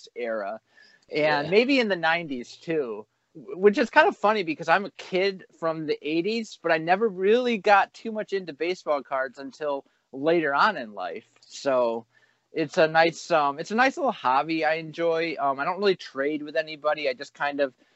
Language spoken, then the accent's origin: English; United States; I am American